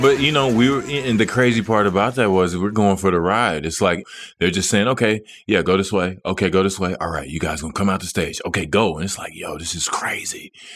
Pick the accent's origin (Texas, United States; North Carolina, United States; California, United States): Texas, United States; Dallas; moved away as an adult; it was my hometown